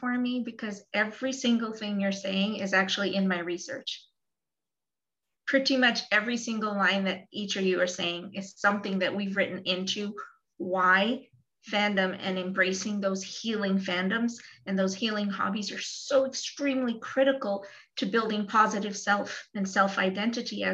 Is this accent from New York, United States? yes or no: yes; New York, United States; I'm from New York